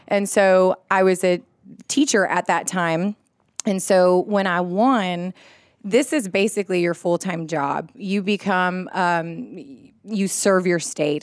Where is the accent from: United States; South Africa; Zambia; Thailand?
United States; Laredo, Texas; moved away as an adult; also born or lived in Austin, Texas; now in Augusta, United States; I was born and raised in Laredo, Texas, which is on the border of Mexico.